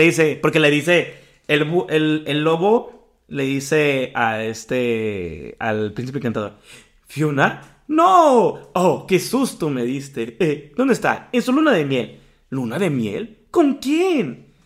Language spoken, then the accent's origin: Spanish; Mexico; Como mexicano